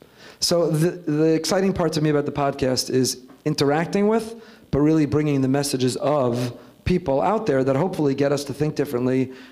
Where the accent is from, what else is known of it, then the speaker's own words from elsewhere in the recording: New York, United States; I don't know, as a New Yorker, I hate the Patriots.